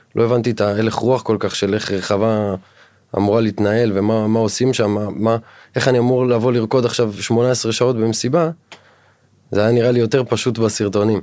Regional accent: Dimona, Southern District, Israel; moved away as an adult; אני במקור מהדרום, אה, מדימונה. נולדתי והתחנכתי וגדלתי שם עד גיל 21.

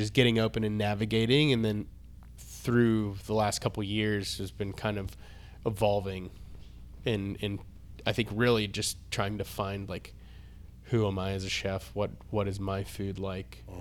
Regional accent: Florida, United States; also born or lived in Atlanta; now in Nashville, United States; I grew up in Florida

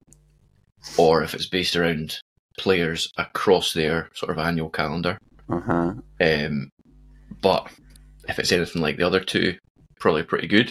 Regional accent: Scotland, United Kingdom; I'm unapologetically Scottish

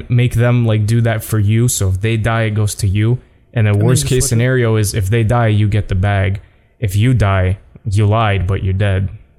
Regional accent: Canada; I'm from Canada. I'm sorry. I didn't know.

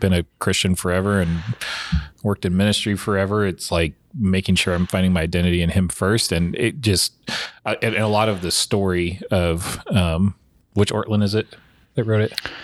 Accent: Washington, United States; I grew up in Washington

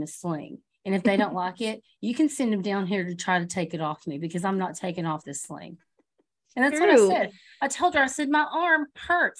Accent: United States; as an American

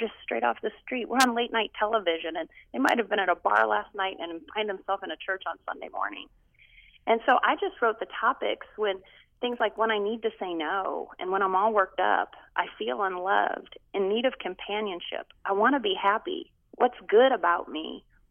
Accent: United States; also born or lived in Canada; I was adopted in the U.S. by my stepdad when I was 3

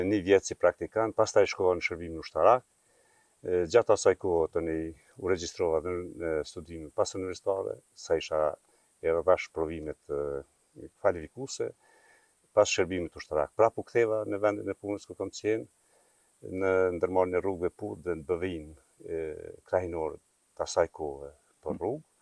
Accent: Prapashticë, Kosovo; në fshatin tim prapashtic, vendindin pikrish në vendit ku kom lind

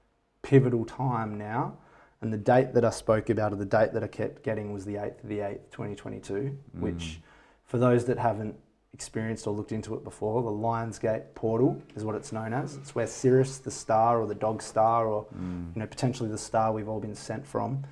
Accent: Bindoon, Western Australia, Australia; now in Perth, Australia; I felt my hometown in Bindoon.

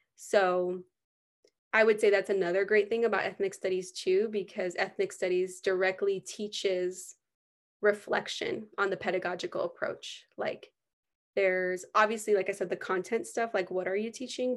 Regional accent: United States; growing up in the United States

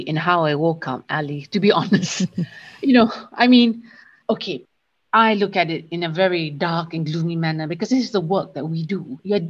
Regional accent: Terengganu, Malaysia; now in Kuala Lumpur, Malaysia; my hometown in Terengganu, granted Terengganu is mostly Malay Muslim

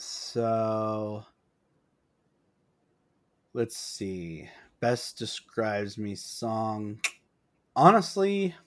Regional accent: Pacific Northwest, United States; I'm from the Pacific Northwest, and we do have a lot of clams up here

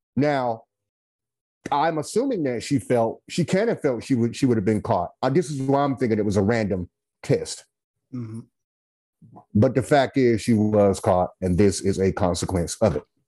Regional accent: Goldsboro, North Carolina, United States; now in Winston-Salem, United States; I hail from Goldsboro, North Carolina. I live in Winston-Salem, North Carolina

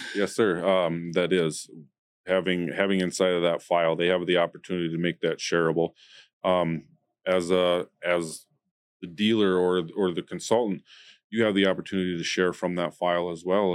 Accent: United States; being an American

